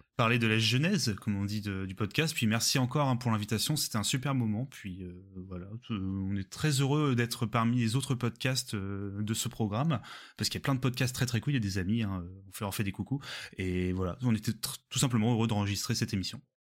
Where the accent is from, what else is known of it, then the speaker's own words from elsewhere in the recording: near Rouen, Normandy, France; nous on est de Normandie près de Rouen